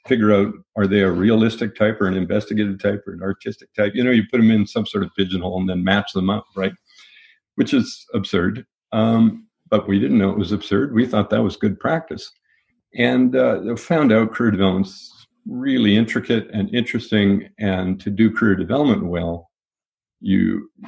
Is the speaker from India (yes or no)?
no; Winnipeg, Manitoba, Canada; also born or lived in Winkler, Manitoba; We moved to Winnipeg. I grew up in Winnipeg.